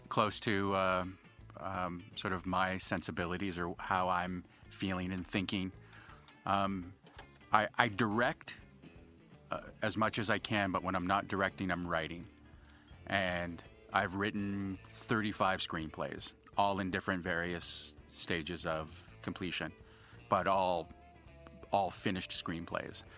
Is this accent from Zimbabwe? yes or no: no; Canada; being Canadian